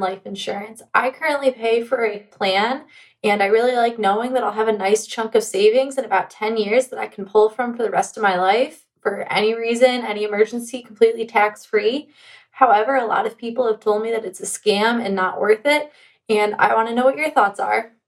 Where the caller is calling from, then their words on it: Cincinnati, Ohio, United States; I'm calling in from Cincinnati, Ohio